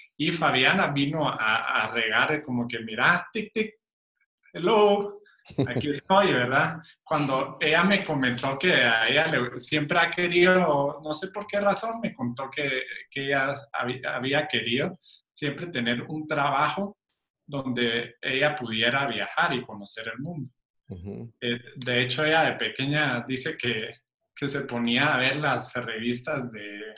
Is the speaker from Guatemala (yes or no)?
yes; Guatemala; also born or lived in Cuba / Spain; nací en Cuba, soy español, pero me considero chapín porque es donde más tiempo he vivido en, toda mi vida, es en Guatemala